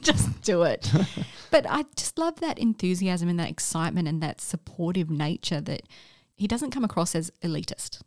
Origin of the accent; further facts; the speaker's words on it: Australia; as an Australian